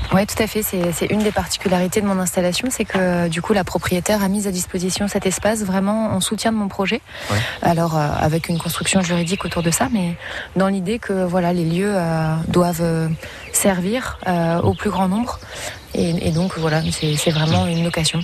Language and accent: French; Champagne-Ardenne, Grand Est, France; moved away as an adult; also born or lived in Paris; now in Sarthe, France; je viens de Champagne-Ardenne et d'un milieu professionnel euh, juridique